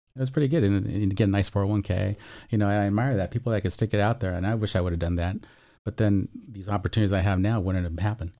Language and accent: English; Chula Vista, California, United States; also born or lived in North County San Diego; I'm Chula Vista gra-, raised, born and raised, hospitaled, and, um, now I'm, of course, in North County